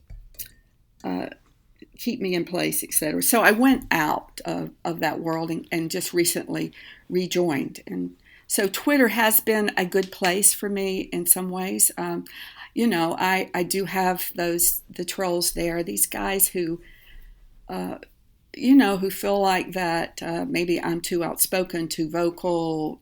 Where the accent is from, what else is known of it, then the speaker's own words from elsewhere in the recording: South Carolina, United States; moved away; I grew up in rural South Carolina outside of Greenville, which is now not a rural area